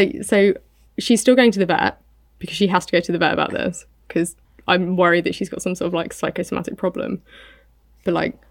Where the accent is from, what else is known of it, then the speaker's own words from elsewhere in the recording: United Kingdom; I'm British.